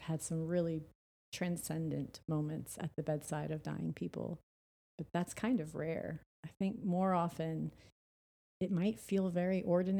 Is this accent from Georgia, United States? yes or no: no; New Orleans, Louisiana, United States; And then when I was 22, Katrina hit, and I'm from New Orleans, and, like, everyone in my family lost their home.